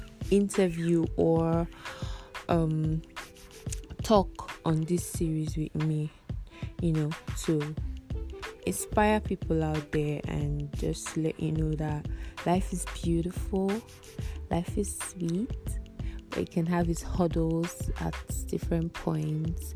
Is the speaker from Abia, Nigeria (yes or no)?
yes; Abia, Nigeria; now in Abakaliki, Nigeria; I live in Abakiliki, Ebonyi State, and I'm from Abia State